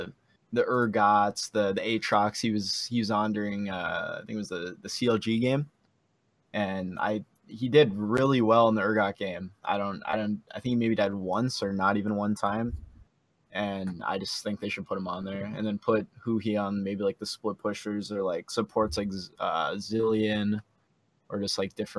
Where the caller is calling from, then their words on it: Detroit Lakes, Minnesota, United States; Just a fan. Detroit Lakes, Minnesota.